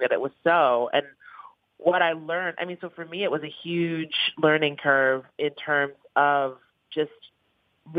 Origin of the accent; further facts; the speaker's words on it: New York City, New York, United States; I grew up in the East Village